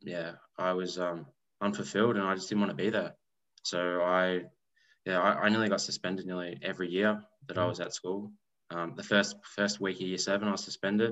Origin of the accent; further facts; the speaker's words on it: Melbourne, Victoria, Australia; I grew up southeastern suburbs of Melbourne